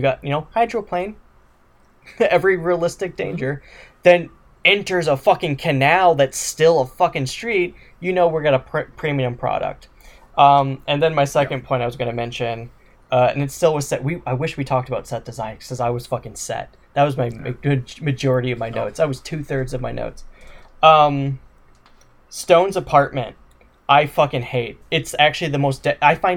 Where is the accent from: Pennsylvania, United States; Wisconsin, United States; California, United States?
Wisconsin, United States; I'm from Wisconsin